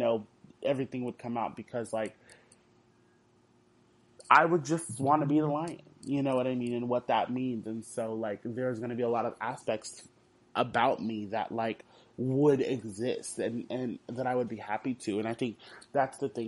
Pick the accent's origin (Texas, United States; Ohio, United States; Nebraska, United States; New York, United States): Texas, United States; Houston; I'm from Houston